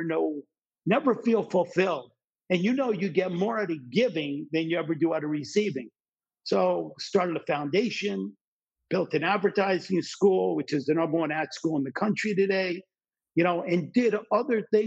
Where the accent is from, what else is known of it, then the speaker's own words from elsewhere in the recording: New Jersey, United States; When I grew up in New Jersey, and I grew up in an area where my friends' parents and my parents' friends hated what they did for a living